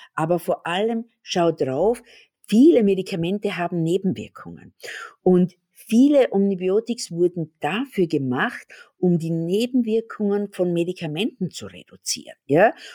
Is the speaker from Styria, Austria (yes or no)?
yes; Graz, Styria, Austria; da, wo ich herkomme, in Graz, da ist es wunderschön zum Wandern